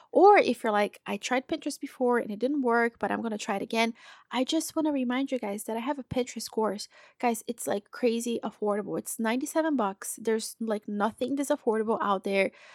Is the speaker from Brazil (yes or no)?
yes; Brazil; now in United States; I'm from Brazil.